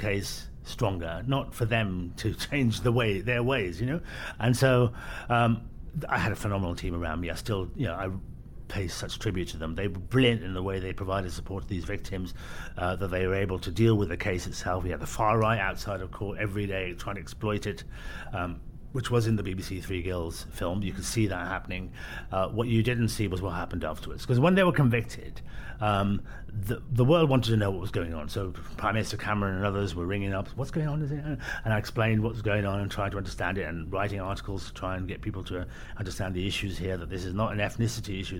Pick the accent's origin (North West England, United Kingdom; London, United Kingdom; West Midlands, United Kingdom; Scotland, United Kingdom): West Midlands, United Kingdom; Birmingham; I was born in Birmingham